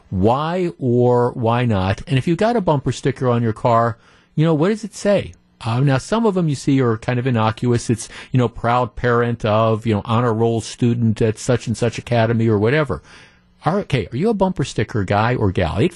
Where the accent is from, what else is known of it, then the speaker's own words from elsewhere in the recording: Wisconsin, United States; now in Dallas, United States; No one here in Dallas can figure it out. People know I'm from Wisconsin.